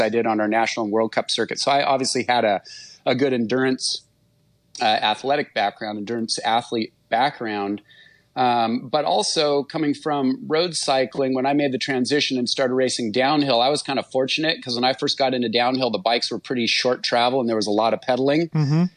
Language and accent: English; Santa Barbara, California, United States; also born or lived in Temecula, California; I ended up moving moving from Temecula back up to Santa Barbara um, which is my hometown